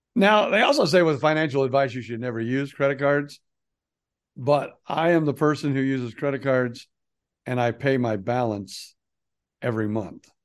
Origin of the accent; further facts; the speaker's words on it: Fort Myers, Florida, United States; we are from Florida